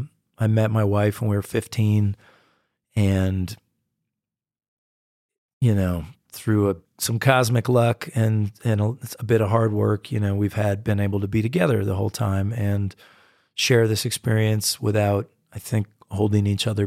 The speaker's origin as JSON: {"language": "English", "country": "United States", "said": "and I'm a distinctly American artist. I mean, I go and I play in Europe, but I've really come across as American in so many ways and in so much of my music."}